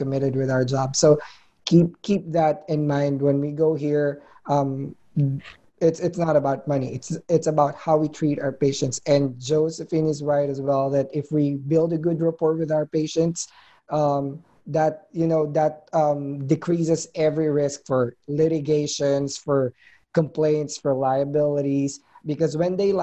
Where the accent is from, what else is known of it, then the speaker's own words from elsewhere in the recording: Philippines; moved away as an adult; now in United States; I'm a Filipino.